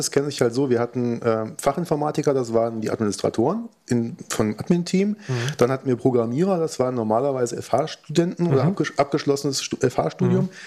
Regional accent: Marburg, Hesse, Germany; ich komme aus Marburg

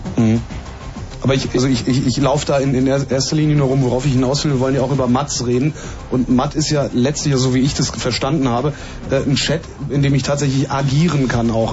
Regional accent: Cologne, North Rhine-Westphalia, Germany; ich komme ja aus Köln

